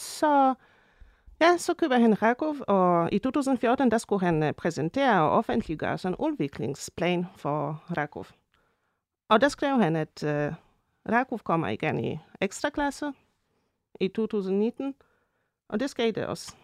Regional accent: Częstochowa, Silesian Voivodeship, Poland; moved away; jeg kommer fra Shestjova

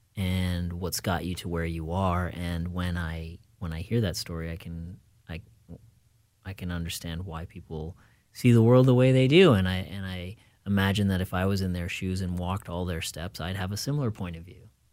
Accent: Fairfield, Iowa, United States; moved away; also born or lived in Minneapolis, United States; growing up in Fairfield, even though we were in a small rural community

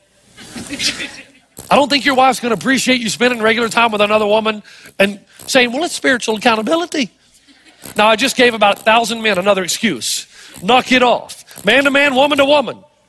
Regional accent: East Tennessee, United States; also born or lived in New Zealand; I'm from East Tennessee, we all have Cherokee Indian in us

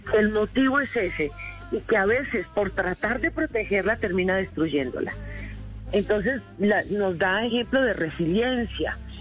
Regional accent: Colombia

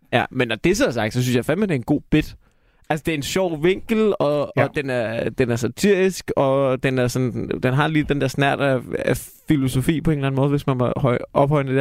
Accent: Denmark; vi er danskere

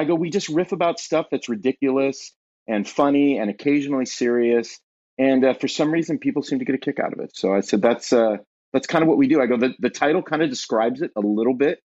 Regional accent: Southern California, United States; moved away as an adult; now in Ashland, Ohio, United States; born and raised in Southern California

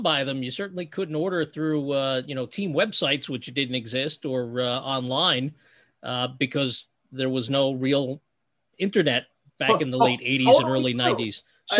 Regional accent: New Jersey, United States; I am a Jersey guy in more than one sense of the phrase.

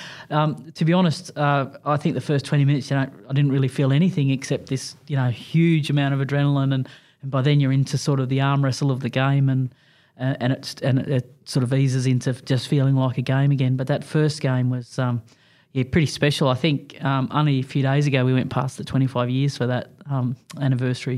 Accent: Junee, New South Wales, Australia; Growing up in a little country town of Junie

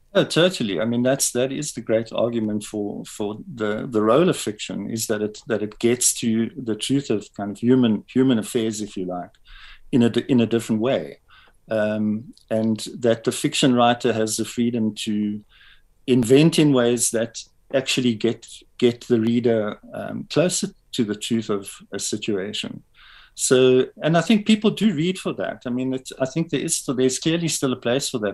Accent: Pretoria, Gauteng, South Africa; also born or lived in Springs, East Rand; actually b- born and raised in Pretoria.

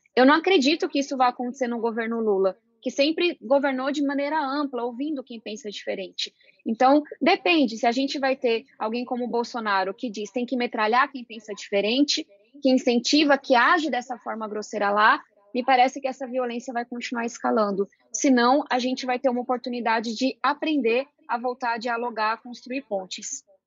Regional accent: São Paulo, Brazil; Eu venho da periferia de São Paulo, fui estudante de escola pública

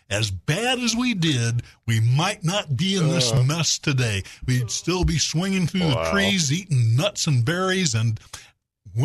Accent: Little Rock, Arkansas, United States; moved away; it's only been 37 years since I moved back to my hometown of Little Rock

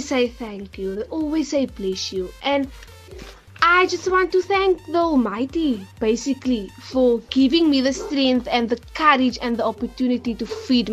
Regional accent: Cape Town, Western Cape, South Africa; I'm from Bonteheuwel

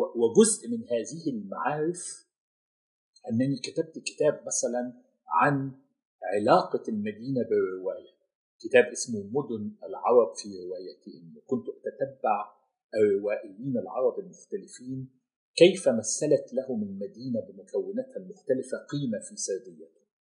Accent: Cairo, Cairo Governorate, Egypt; moved away as an adult; now in Gulf region; انا كنت امضيت في القاهره وفي مصر اربع عقود كامله من حياتي

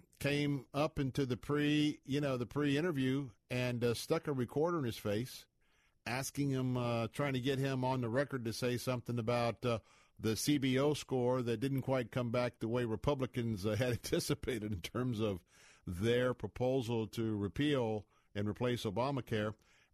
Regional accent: Tampa, Florida, United States; also born or lived in Montana; I'm half Montanian. My mother is from Missoula, Montana. I was born here in Tampa, Florida. Been going to Montana every year of my life, practically, both summer and winter.

